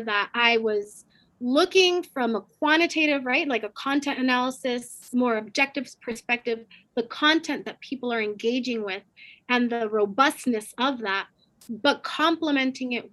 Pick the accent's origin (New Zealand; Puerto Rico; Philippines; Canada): Puerto Rico; I'm from Puerto Rico